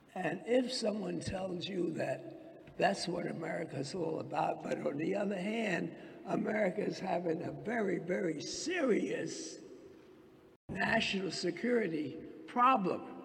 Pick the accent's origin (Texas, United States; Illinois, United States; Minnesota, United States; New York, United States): New York, United States; New York City; I was born and raised in Harlem.